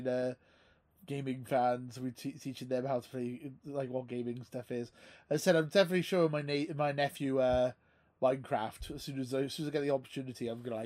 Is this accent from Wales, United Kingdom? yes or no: yes; Wales, United Kingdom; I'm Welsh